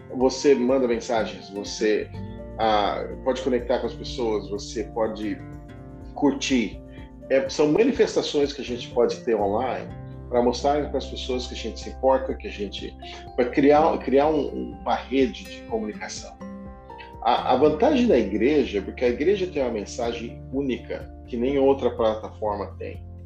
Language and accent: Portuguese; Brazil; moved away; Eu era do tempo, crescendo no Brasil, dos embaixadores do rei